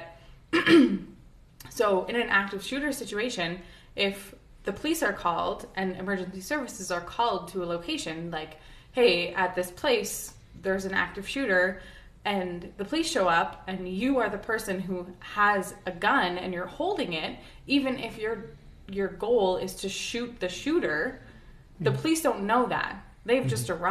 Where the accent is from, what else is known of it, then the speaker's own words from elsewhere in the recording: Canada; I'm a Canadian who grew up with no guns